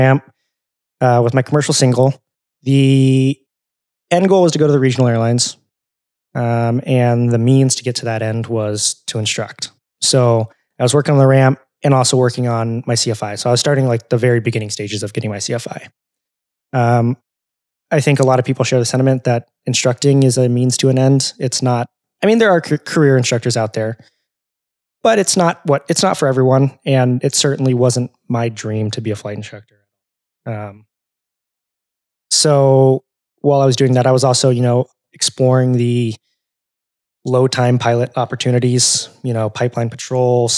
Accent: California, United States; moved away; also born or lived in Arizona; I grew up in California

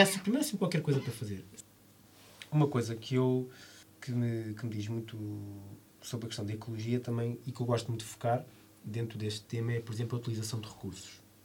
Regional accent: Lisbon, Portugal; eu vivi toda a minha vida em Alvalade

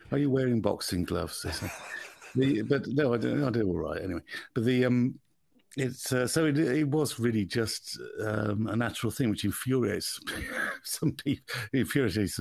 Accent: Birmingham, West Midlands, United Kingdom; accent: Birmingham; I come from Birmingham

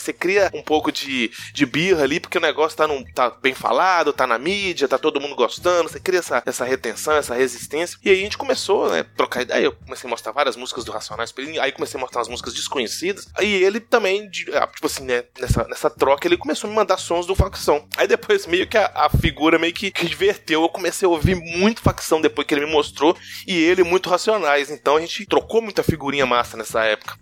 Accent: Vale do Aço, interior of Minas Gerais, Brazil; Interiorzão de Minas, interiorzão uhum. mesmo. Aqui nós chamamos Vale do Aço

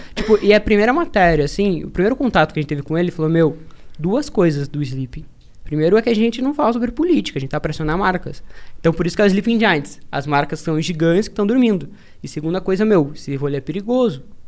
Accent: interior of Paraná, Brazil; sou do interior do Paraná.

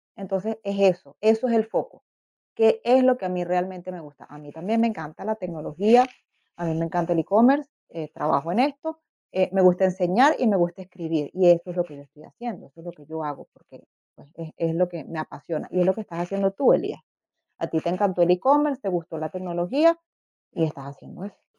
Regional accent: Venezuela; moved away as an adult; also born or lived in Canada; now in Berlin, Germany; yo soy venezolana de origen

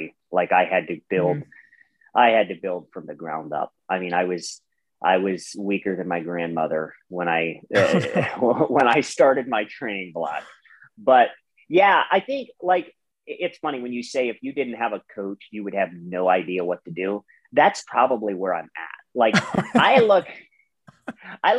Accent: Ohio, United States; I'm from Ohio, you know, and we have some major hills in Ohio

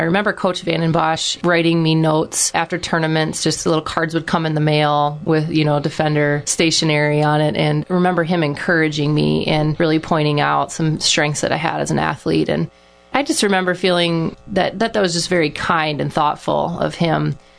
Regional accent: Iowa, United States; I loved being from a small town. I just remember trusting everybody.

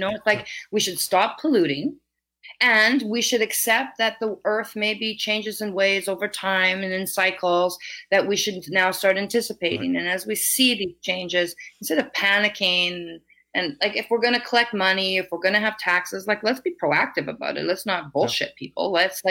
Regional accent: Vancouver, British Columbia, Canada; British Columbia. I'm from Vancouver and Vancouver Island

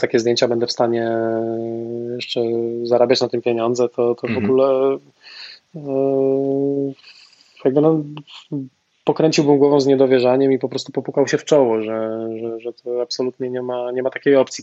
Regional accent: Częstochowa, Silesian Voivodeship, Poland; pochodzę z Częstochowy

